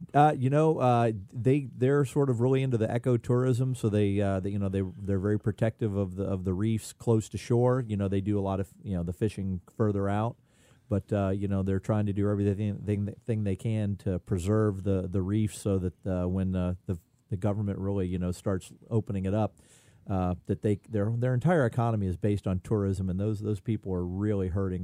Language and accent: English; Indian Rocks Beach, Florida, United States; I grew up on Indian Rocks Beach fishing the Indian Rocks Pier